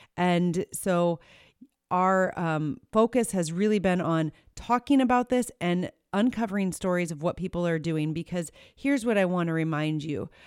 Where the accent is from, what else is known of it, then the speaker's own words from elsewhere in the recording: Iowa, United States; right here in, in Iowa, which is my home state